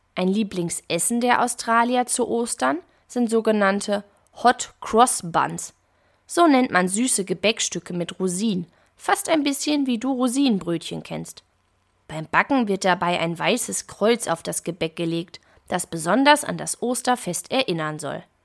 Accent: Germany; Bei uns in Deutschland

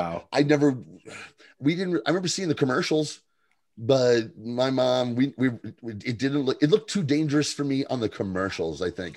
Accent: Ringoes, New Jersey, United States; moved away; I lived in a little town called Ringo's, which was by Flemington.

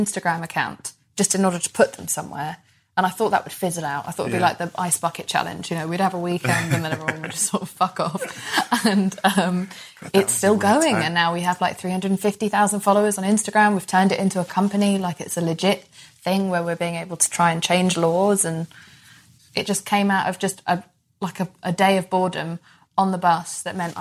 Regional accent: England, United Kingdom; I was bullied for being Pakistani in a time in England

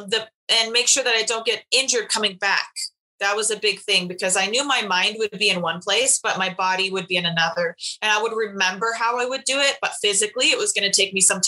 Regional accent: Washington, United States; We're both from Washington State

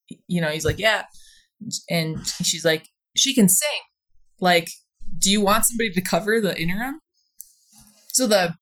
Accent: Stillwater, Minnesota, United States; moved away as an adult; also born or lived in Denver, Colorado; now in Aspen, United States; in Stillwater, Minnesota, like, lived, grew up there.

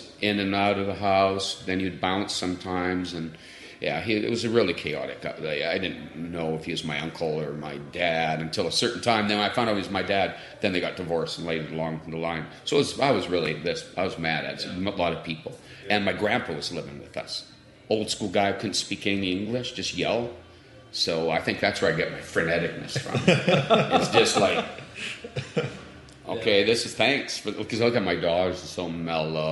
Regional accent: Vancouver, British Columbia, Canada; I grew up in East Vancouver

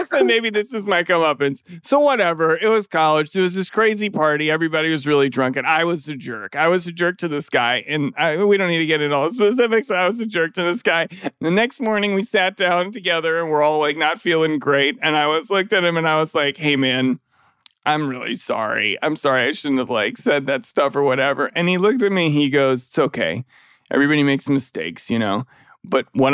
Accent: Minnesota, United States; I'm from Minnesota. We're Minnesota.

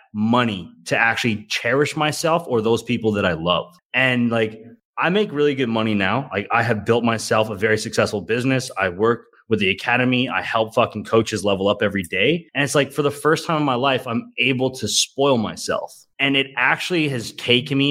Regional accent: Calgary, Alberta, Canada; my hometown of Calgary, Alberta

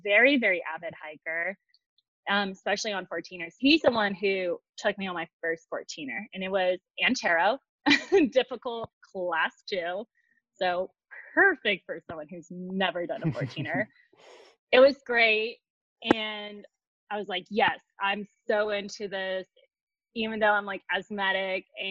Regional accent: Dallas, Texas, United States; moved away as an adult; now in Colorado, United States; growing up in Texas, there's not too much going on. Well, like in Dallas, especially

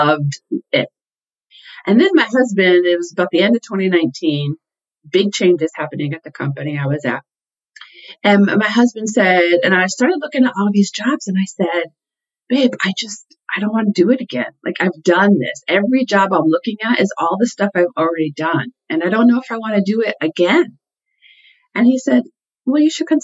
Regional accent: Connecticut, United States; I grew up in Connecticut

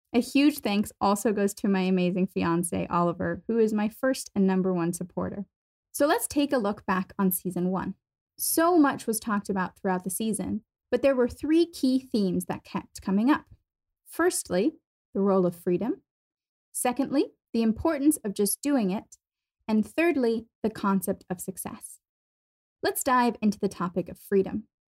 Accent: Germany; moved away as an adult; also born or lived in United States / Boston / London; I was born and raised in Germany

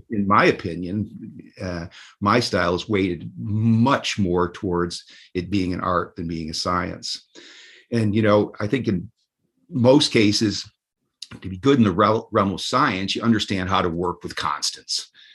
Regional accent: New York, United States; moved away as an adult; also born or lived in Washington, D.C.; I volunteered at the the, the New York State school for the deaf every Saturday

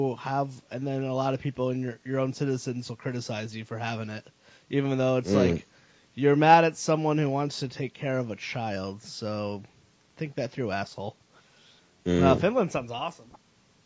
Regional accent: United States; I'm American

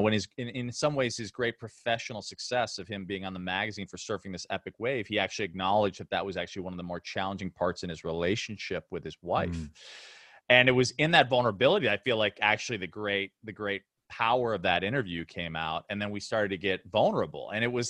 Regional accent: Chicago, Illinois, United States; I grew up in Chicago and he was my hero.

